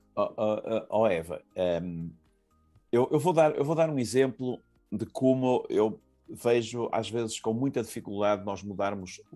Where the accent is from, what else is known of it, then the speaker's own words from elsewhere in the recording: Porto, Norte, Portugal; eu sou do Porto